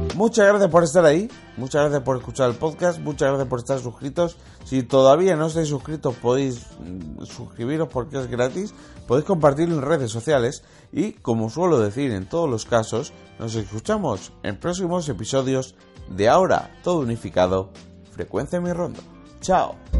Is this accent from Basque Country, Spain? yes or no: no; Valencian Community, Spain; como soy valenciano, simpatizo con el Valencia